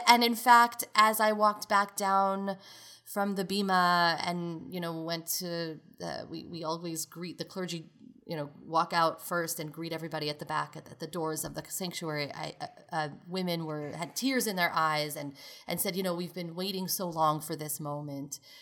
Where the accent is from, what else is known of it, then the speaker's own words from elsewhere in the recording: New York City, New York, United States; moved away; also born or lived in Chicago; growing up in Brooklyn, New York, in a modern Orthodox community.